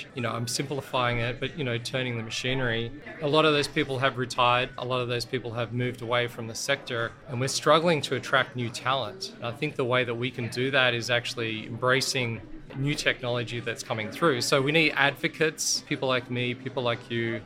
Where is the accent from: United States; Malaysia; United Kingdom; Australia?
Australia; accent: Australian; I was born in Australia